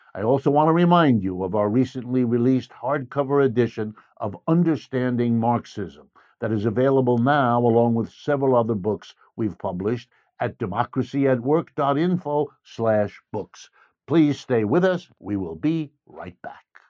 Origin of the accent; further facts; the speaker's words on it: United States; I was born in the United States. I've lived and worked here all my life